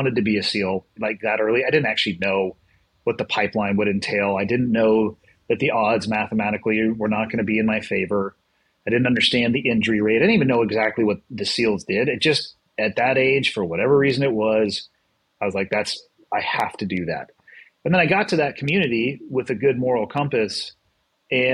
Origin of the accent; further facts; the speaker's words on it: Santa Cruz, California, United States; I was born and raised in Santa Cruz, which is just over the hill